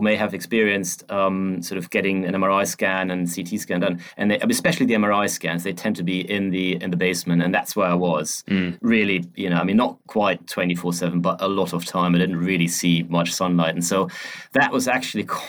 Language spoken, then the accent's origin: English; Germany; moved away as an adult; now in London, United Kingdom; I'm originally from Germany.